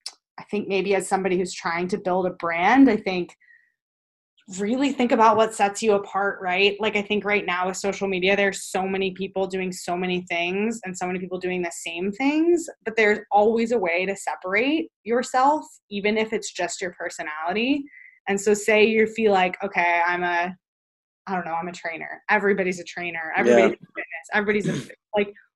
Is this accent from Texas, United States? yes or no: yes; Texas, United States; I'm from Texas, I'm moved around a lot, I live a little bit more of a different lifestyle than other people